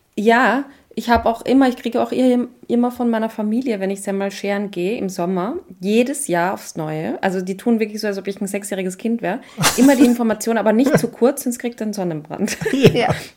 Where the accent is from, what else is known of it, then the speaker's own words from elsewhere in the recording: Austria; bei uns in Österreich